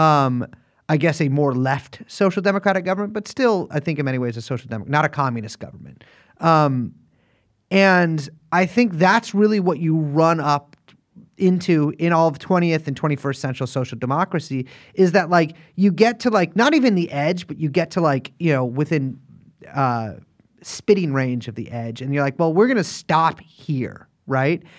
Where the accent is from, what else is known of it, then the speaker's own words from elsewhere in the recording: Texas, United States; my home state of Texas